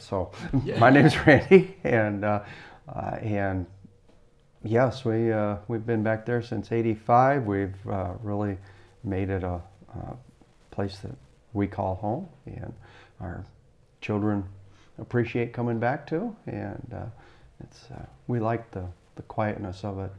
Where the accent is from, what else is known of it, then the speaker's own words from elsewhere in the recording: Fort Wayne, Indiana, United States; I grew up in Fort Wayne as well, but further south, down a couple mile and a half, something like that. Anyway, a little further south.